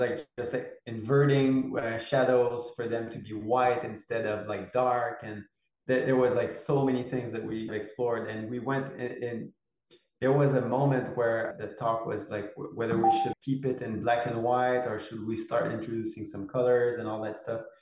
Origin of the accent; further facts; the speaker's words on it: Quebec, Canada; moved away as an adult; I'm from Quebec and I live in Quebec at the moment. I've been back in Quebec since eight or nine years now